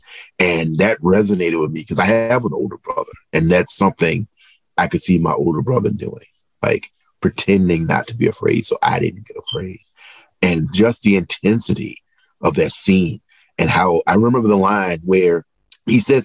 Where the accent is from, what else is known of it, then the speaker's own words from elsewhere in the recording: Southeastern Virginia, United States; I'm from Southeastern Virginia, and me and my mother lived, and my brother lived with my grandmother and grandfather.